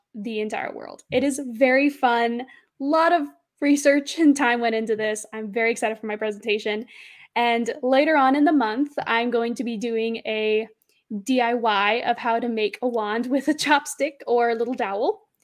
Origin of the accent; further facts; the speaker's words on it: Arizona, United States; I'm from Arizona